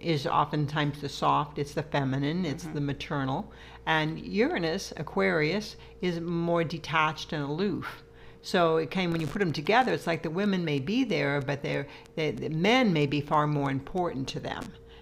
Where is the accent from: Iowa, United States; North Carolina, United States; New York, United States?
Iowa, United States; growing up in Iowa